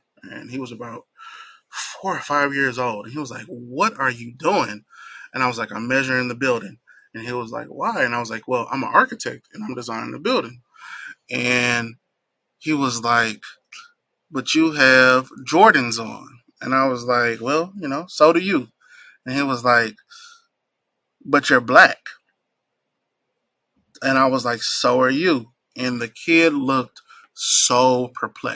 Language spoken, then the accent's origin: English; Nashville, Tennessee, United States; I am very fond of my hometown of Nashville, Tennessee. So growing up here